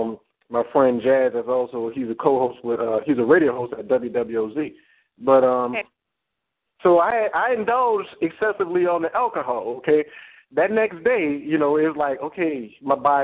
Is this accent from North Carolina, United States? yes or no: no; New Orleans, Louisiana, United States; we're from New Orleans